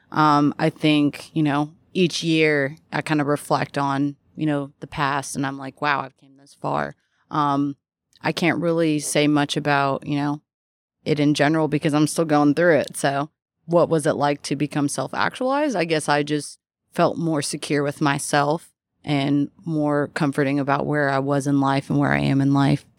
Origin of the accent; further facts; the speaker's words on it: Louisville, Kentucky, United States; born and raised here